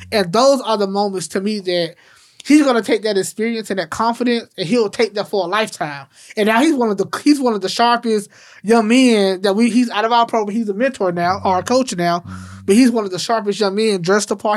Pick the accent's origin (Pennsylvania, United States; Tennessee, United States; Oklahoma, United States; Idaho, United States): Tennessee, United States; Memphis; growing up in Memphis